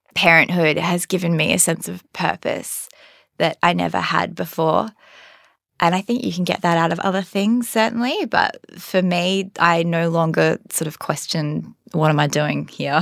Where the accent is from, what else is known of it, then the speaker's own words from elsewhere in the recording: Perth, Western Australia, Australia; moved away; I'm from Perth